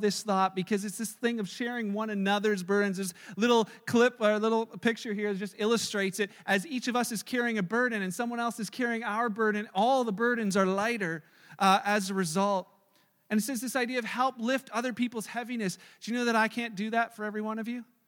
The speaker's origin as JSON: {"language": "English", "country": "Canada", "said": "we're so great at being Canadian"}